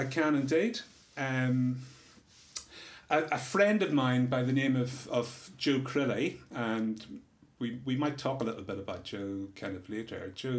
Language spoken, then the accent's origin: English; Northern Ireland, United Kingdom; I was growing up in Northern Ireland, where there was a lot of other crap that people had to deal with.